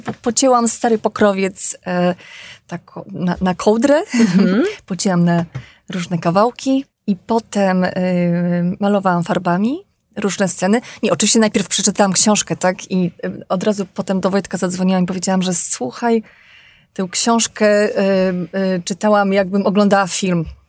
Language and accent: Polish; Mokre, Podlaskie Voivodeship, Poland; ta moja rodzinna wieś e, Mokre, 10 e, kilometrów od Bieska Podlaskiego.